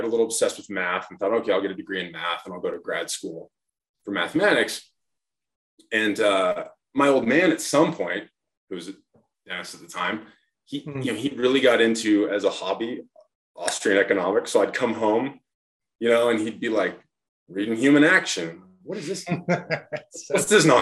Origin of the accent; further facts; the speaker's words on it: Lewistown, Montana, United States; I grew up in a really small town, Lewistown, Montana